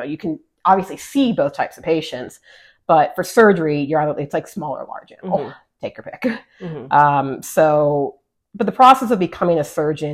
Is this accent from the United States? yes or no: yes; El Paso, Texas, United States; moved away as an adult; I grew up in Texas. I'm from El Paso originally, grew up in our regional community that we call home. And that was my home for well over 20 plus years.